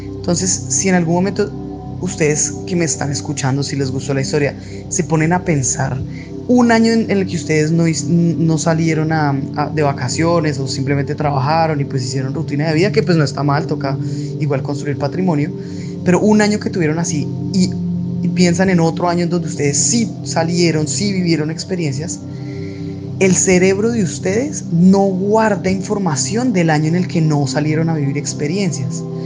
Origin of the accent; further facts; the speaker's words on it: Bogotá, Colombia; moved away as an adult; en mi ciudad natal Bogotá